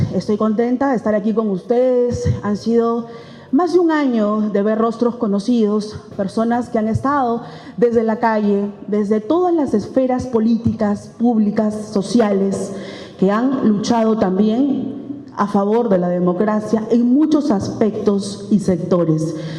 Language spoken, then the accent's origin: Spanish; Peru; nosotros somos personas y peruanos de a pie comunes y corrientes